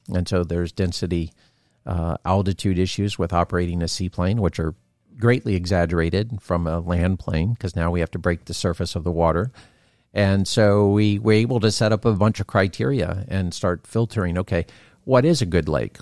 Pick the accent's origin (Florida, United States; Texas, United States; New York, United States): Florida, United States; growing up in Florida